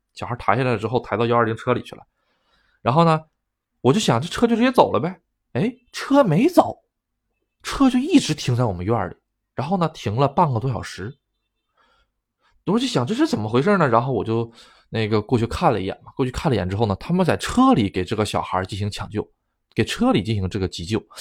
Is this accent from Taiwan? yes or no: no; China; now in Japan; 我是中国人